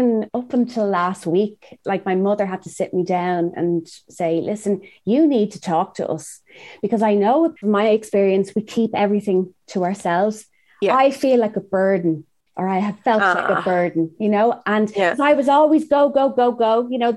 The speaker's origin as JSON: {"language": "English", "country": "Ireland", "also_born_or_lived": "Los Angeles, United States", "moved": "as an adult", "said": "I'm from Ireland."}